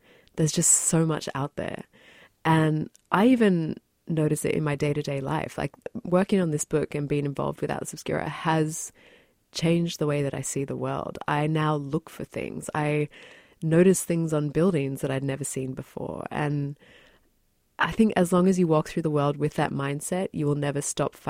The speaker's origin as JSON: {"language": "English", "country": "New Zealand", "tie": "born there", "said": "when I was a kid, I was born in New Zealand and I visited with my family this place called the Waitomo Glowworm Caves."}